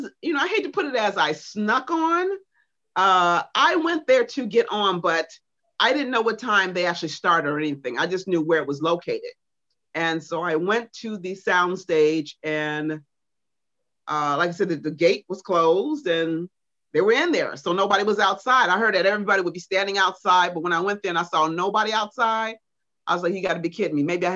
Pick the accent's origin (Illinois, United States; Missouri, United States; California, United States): Illinois, United States; Chicago; they knew I was there from Chicago and I was going home. So Don found out I was from Chicago.